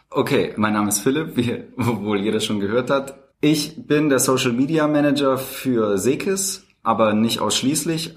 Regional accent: Tübingen area, near Stuttgart, Baden-Württemberg, Germany; moved away as an adult; now in Berlin, Germany; Also ich bin aufgewachsen im Speckgürtel von Tübingen, mhm. in der Nähe von Stuttgart.

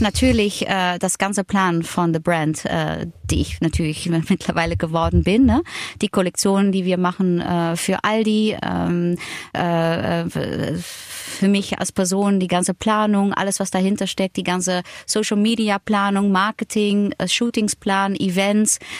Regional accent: Netherlands; German is a second language; moved away; also born or lived in Germany; als Holländerin

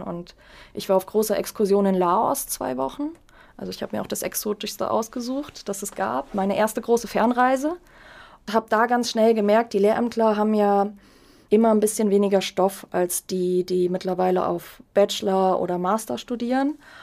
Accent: Germany; als Deutsche

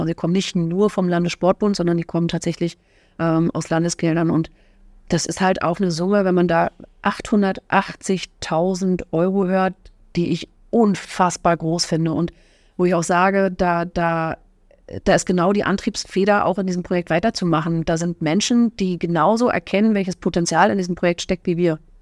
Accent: Fürstenwalde, Brandenburg, Germany; moved away as an adult; also born or lived in Bad Saarow; now in Oranienburg, Germany; in Bad Sau geboren und schon immer in Fürstenwalde, also fast schon immer da geboren

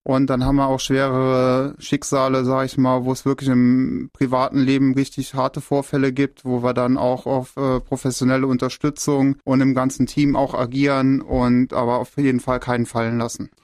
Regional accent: Merzig, Saarland, Germany; Ich bin 38 Jahre, komme aus Merzig

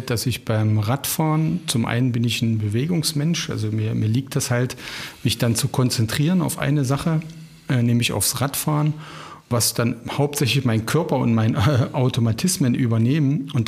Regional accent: Ilsenburg, Saxony-Anhalt, Germany; du weißt, ich komme ja, oder wir kommen ja beide auch, meine Frau, wir kommen beide aus dem Harz. Und wenn wir dann in dem Ort sind, wo ich geboren bzw. aufgewachsen bin, im kleinen Ilsenburg, dann fahre ich immer eine Ortsrunde.

